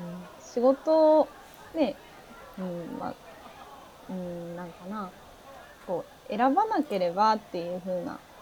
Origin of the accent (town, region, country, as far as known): Hokkaido, Japan; born or raised there; moved away as an adult; also born or lived in Kitakyushu; now in Kashima, Japan